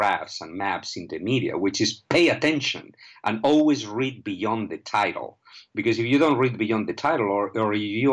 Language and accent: English; Spain; moved away; I am originally from Spain